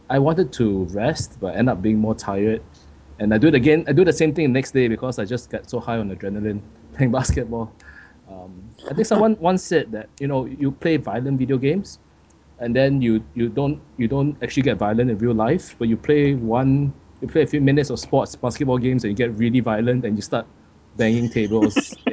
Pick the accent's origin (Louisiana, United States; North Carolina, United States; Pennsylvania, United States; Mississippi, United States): North Carolina, United States; Charlotte; Charlotte Bobcats on on my on my game that's my hometown